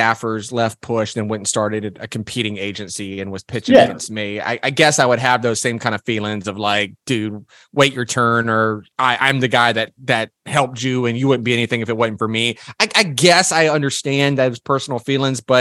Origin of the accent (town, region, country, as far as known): South Carolina, United States; born or raised there